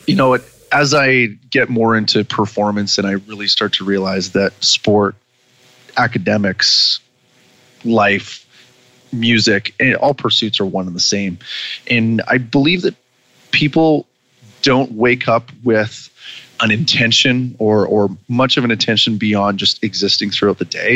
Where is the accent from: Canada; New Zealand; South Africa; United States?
Canada; Vancouver Island, British Columbia; my hometown on Vancouver Island